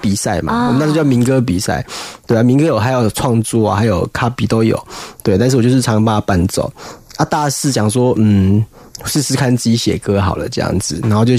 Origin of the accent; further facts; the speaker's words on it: Kaohsiung, Taiwan; first language Taiwanese Hokkien; Chinese is a second language; moved away as an adult; now in northern Taiwan; 就是因为我是从南部上来的小孩， 高雄， 对对，高雄。